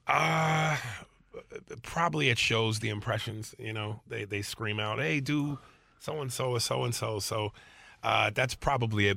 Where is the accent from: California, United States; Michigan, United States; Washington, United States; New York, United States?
New York, United States; I'm actually from New York